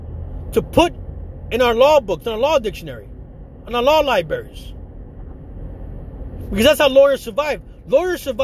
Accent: United States; We are American citizens

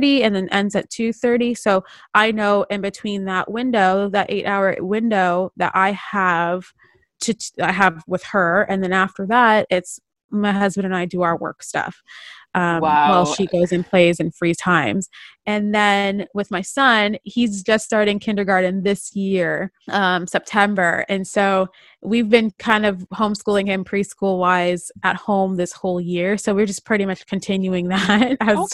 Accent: Toronto, Ontario, Canada; now in Vancouver, Canada; When we first moved here from Ontario and from Toronto, you know, growing up, you know, we're used to snow

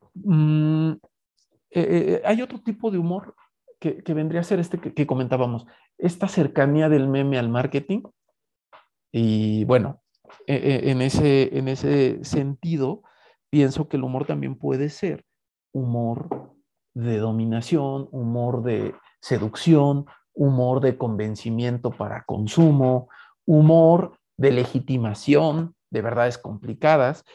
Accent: Mexico; como mexicanos

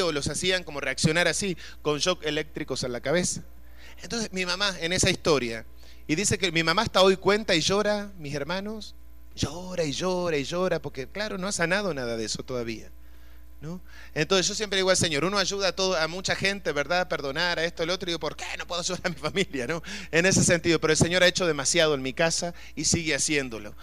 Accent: Uruguay; yo soy de Uruguay, nosotros estamos rodeados de agua

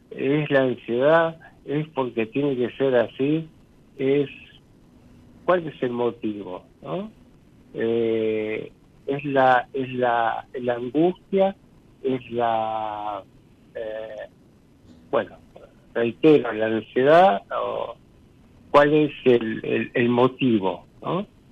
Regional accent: Ramos Mejía, Buenos Aires Province, Argentina; now in Castelar, Argentina; vivo en estos momentos en Castelar y soy nacido y criado en Ramos Mejía

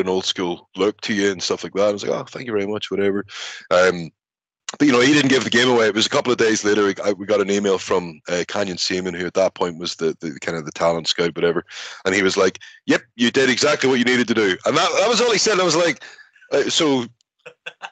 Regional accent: Belfast, Northern Ireland, United Kingdom; moved away as an adult; also born or lived in Scotland; my experiences growing up in Belfast

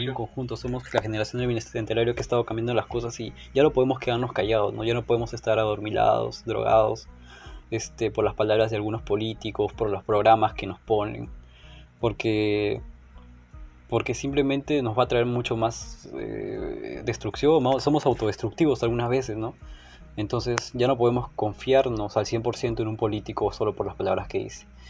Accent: Peru; en mi país

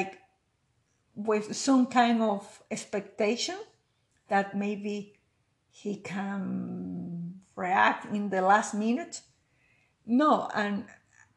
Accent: Venezuela; English is a second language; moved away as an adult; now in Canada; I was living in Venezuela in that moment.

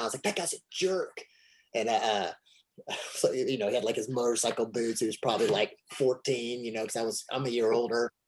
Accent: Kentucky, United States; here I'm this kid from Kentucky

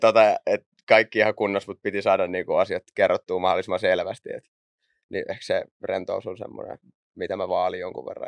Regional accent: Raisio, Southwest Finland, Finland; also born or lived in Naantali; mä lähdin Raisiosta liikenteeseen. Siellä, siellä mä asuin ekat vissiin 14 vuotta

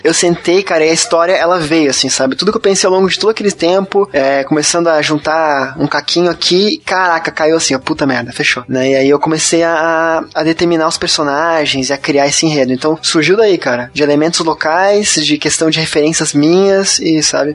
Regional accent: Curitiba, Paraná, Brazil; Curitiba, que é a cidade onde eu nasci

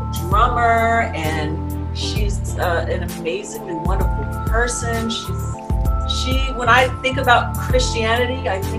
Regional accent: Chicago, Illinois, United States; also born or lived in Singapore; I'm from Chicago.

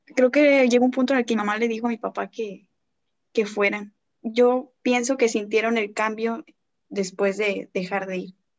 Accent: González, Tamaulipas, Mexico; soy de González, Tamaulipas

